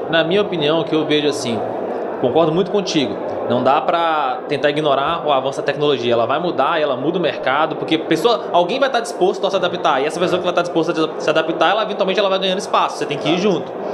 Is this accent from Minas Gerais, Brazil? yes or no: yes; Minas Gerais, Brazil; sou de Minas Gerais